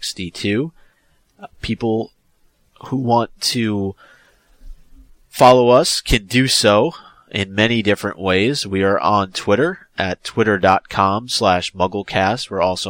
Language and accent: English; South Africa; English is a second language; now in Paris, France; I come from South Africa, but I have been living in Paris for the last 6 months by myself.